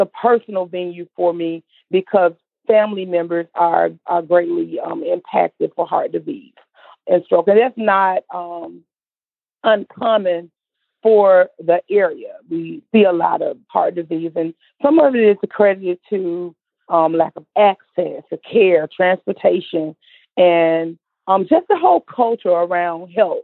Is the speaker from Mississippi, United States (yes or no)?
yes; Mississippi Delta, United States; I'm from the Mississippi Delta, born and raised